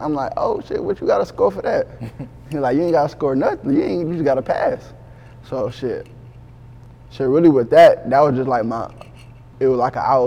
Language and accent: English; Texas, United States; also born or lived in Cleveland, Ohio; I'm from Cleveland, Ohio, but I would say I was raised in Texas. For real, like San Antonio area, Houston area